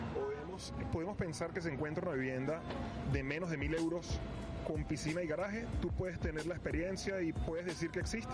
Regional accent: Venezuela; moved away

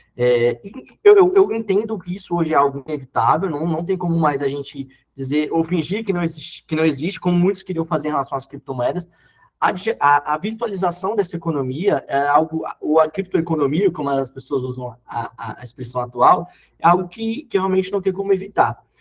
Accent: Brasília, Federal District, Brazil; eu sou de Brasília, sou natural aqui de Brasília

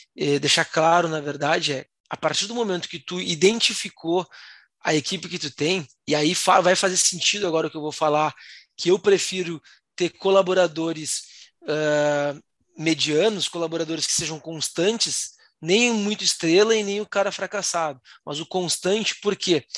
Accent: Rio Grande do Sul, Brazil; eu sou do Rio Grande do Sul

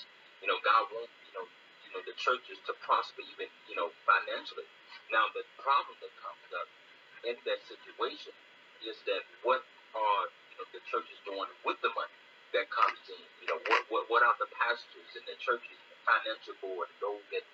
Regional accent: Greenville, Mississippi, United States; I'm from Greenville, Mississippi.

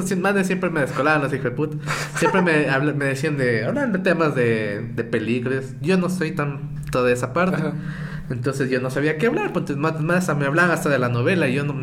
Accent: Santo Domingo, Santo Domingo de los Tsáchilas, Ecuador; also born or lived in Quito, Ecuador; Santo Domingo es la, mezcla, de todo. Pero es que yo soy de Quito, pero vivía ah, toda, la vida en, Santo Domingo. Chico quiteño.

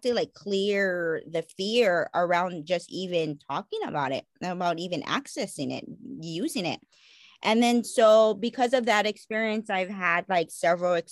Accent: Hawaii, United States; I am Native Hawaiian and I live here in Hawaii

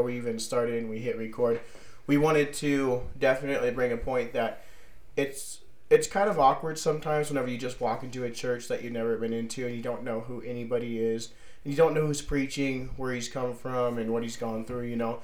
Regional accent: Fallon, Nevada, United States; born and raised in Fallon, Nevada.

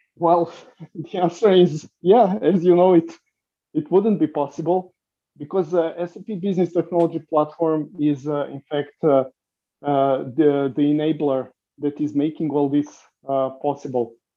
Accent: Serbia; I come from Serbia

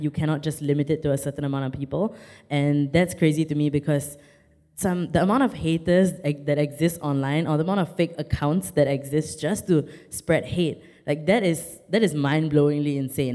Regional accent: Singapore; I'm Singaporean.

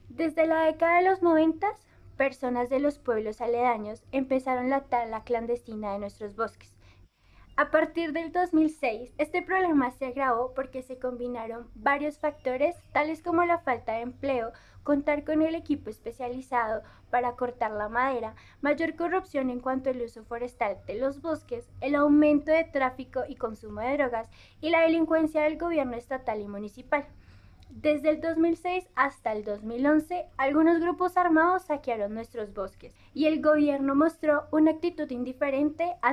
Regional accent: Cherán, Michoacán, Mexico; born there; Yo nací en México, en una comunidad indígena pequeña llamada Cherán, en el estado de Michoacán.

